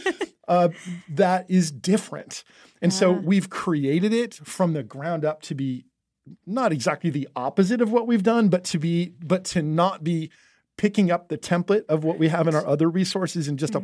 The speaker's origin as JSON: {"language": "English", "region": "New Jersey", "country": "United States", "tie": "born or raised there", "moved": "yes", "said": "I grew up in New Jersey in the Northeast"}